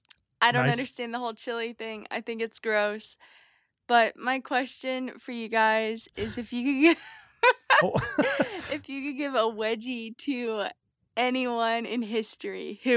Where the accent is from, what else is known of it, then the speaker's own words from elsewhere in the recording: Wapakoneta, Ohio, United States; now in Nashville, United States; from Nashville. I'm actually originally from Wapak, Ohio, where Neil Armstrong is from.